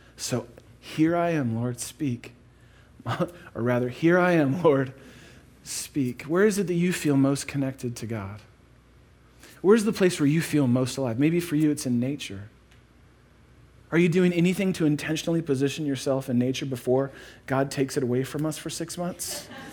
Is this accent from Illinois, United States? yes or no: yes; Chicago, Illinois, United States; moved away as an adult; also born or lived in Atlanta; We're from Chicago